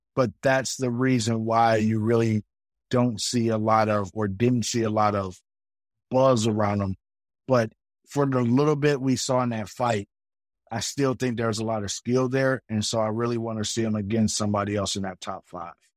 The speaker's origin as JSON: {"language": "English", "country": "United States"}